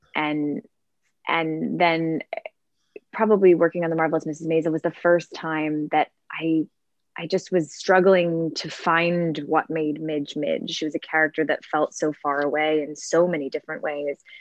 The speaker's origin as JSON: {"language": "English", "area": "suburbs of Chicago", "region": "Illinois", "country": "United States", "tie": "born or raised there", "also_born_or_lived": "Milwaukee, Wisconsin", "said": "I grew up in Milwaukee, Wisconsin. Well, I was there till I was four, and then moved to um, the suburbs of Chicago."}